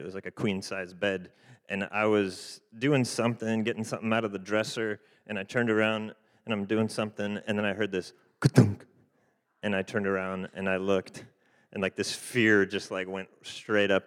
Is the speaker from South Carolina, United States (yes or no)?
no; Fresno, California, United States; also born or lived in Haiti; we're from the Fresno Clovis area